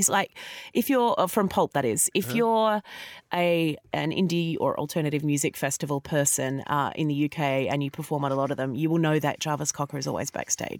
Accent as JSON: {"language": "English", "town": "Melbourne", "region": "Victoria", "country": "Australia", "moved": "yes", "lives_now": "United Kingdom", "said": "Now, I'm from Melbourne"}